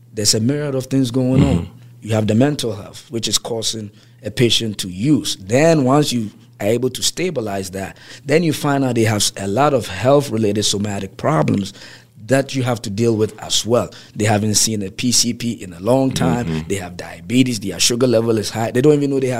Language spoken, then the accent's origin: English; Ghana; now in Baltimore, United States; I'm from West Africa by as far as native next West African, Ghana, to be specific